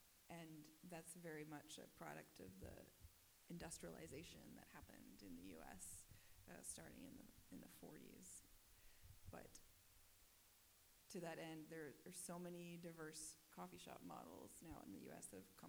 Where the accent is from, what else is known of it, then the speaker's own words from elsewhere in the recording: United States; As an American who is still a relative newcomer to coffee as an industry